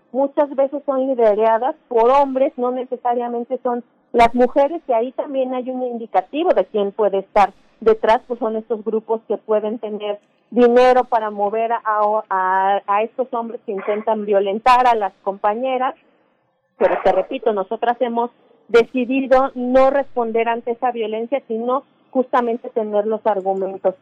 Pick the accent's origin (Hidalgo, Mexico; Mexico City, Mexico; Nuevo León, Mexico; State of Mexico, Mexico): Hidalgo, Mexico; yo que soy de Hidalgo